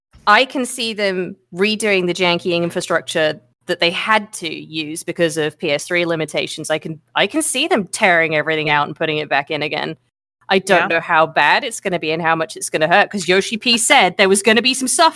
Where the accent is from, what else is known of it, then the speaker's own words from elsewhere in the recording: United Kingdom; Yeah, as a Brit right now